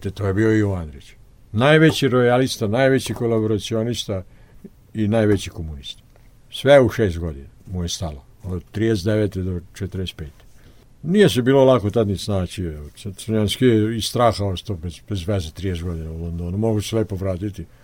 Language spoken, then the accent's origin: Croatian; Serbia; mi smo Srbi pravoslavci. Mi smo pravoslavni